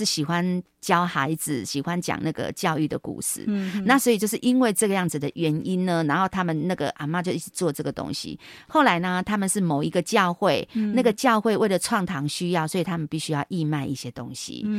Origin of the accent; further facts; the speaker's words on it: Taiwan; 那我们台湾人的的感觉，甚至中国人都觉得说啊，陪着孙子一起长大的感觉。